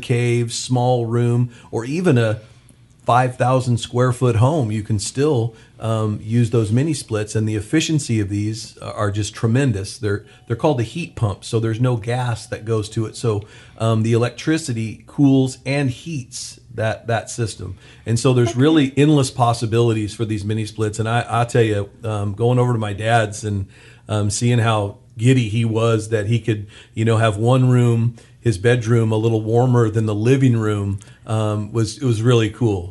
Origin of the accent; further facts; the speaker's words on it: Bakersfield, California, United States; I was born and raised here in Bakersfield